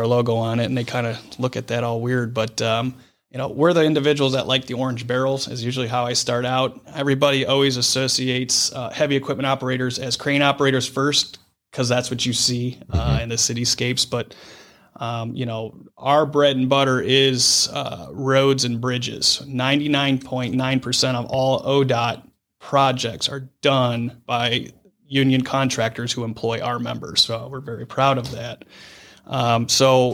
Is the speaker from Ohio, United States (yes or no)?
yes; Brecksville, Ohio, United States; growing up in Brecksville